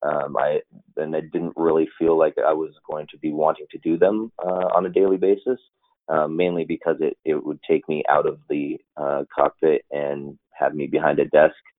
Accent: Los Angeles, California, United States; moved away as an adult; I grew up in Los Angeles

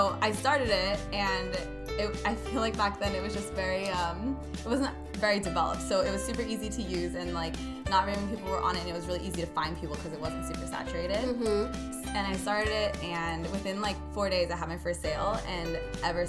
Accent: Gaviota, California, United States; also born or lived in Santa Barbara; I grew up a little bit north of Santa Barbara in Gaviota.

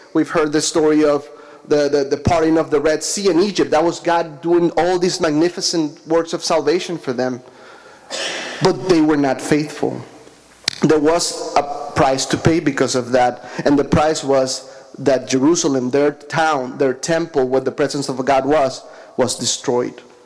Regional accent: Caracas, Capital District, Venezuela; moved away; I'm from Caracas, Venezuela, that's in South America

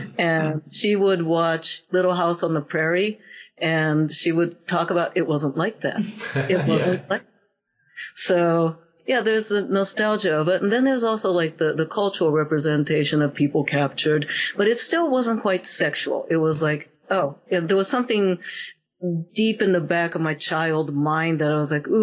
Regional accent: Japan; Growing up in Japan

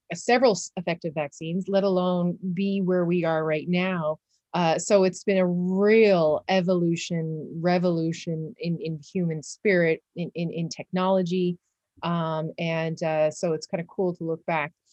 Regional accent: Newfoundland and Labrador, Canada; moved away as an adult; now in Netherlands; I am a Canadian. uh, Newfoundlanders specifically. Uh, I come from an island in the North Atlantic, uh, called Newfoundland, but I currently live in the Netherlands

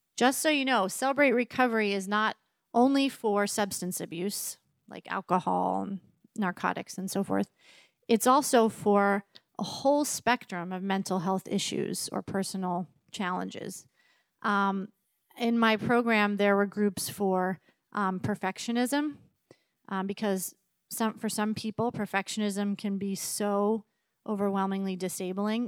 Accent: East Coast, United States; moved away as an adult; also born or lived in Massachusetts; now in Richland, United States; I grew up on the East Coast

